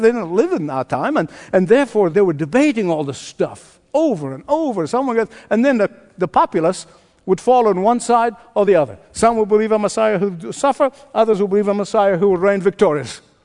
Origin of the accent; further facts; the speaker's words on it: Egypt; moved away; my home country, to Egypt